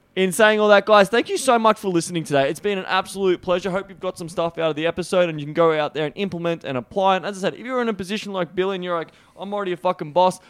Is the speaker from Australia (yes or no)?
yes; Australia; accent: Australian; my weird Australian accent